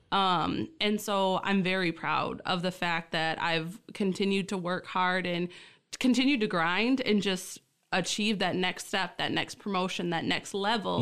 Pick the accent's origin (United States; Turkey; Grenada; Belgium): United States; Essexville, Michigan; born or raised there; also born or lived in Key Largo, Florida